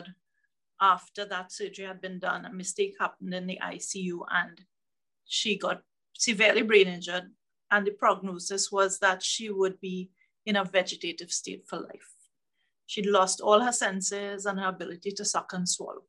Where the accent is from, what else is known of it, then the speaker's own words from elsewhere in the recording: Trinidad & Tobago; I'm from the Caribbean, the southmost island of the Caribbean called Trinidad and Tobago, and I'm on the island of Trinidad